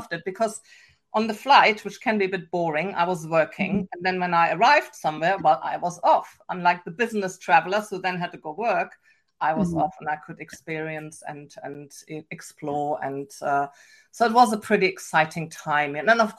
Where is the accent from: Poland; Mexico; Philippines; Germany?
Germany; accent: German; English is a second language; moved away as an adult; also born or lived in England / Canada; now in Pacific Northwest, United States; I have an accent. I never lost my German accent.